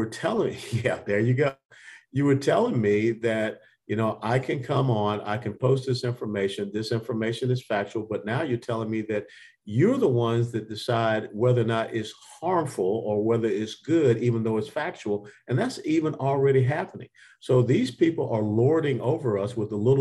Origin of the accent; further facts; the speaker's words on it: Georgia, United States; moved away as an adult; also born or lived in Tennessee; now in Texas, United States; I was born and raised in Georgia